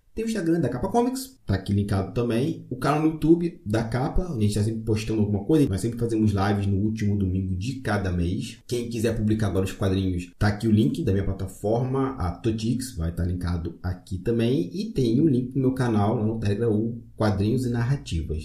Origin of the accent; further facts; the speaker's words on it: Magé, Rio de Janeiro, Brazil; Magé é minha cidade natal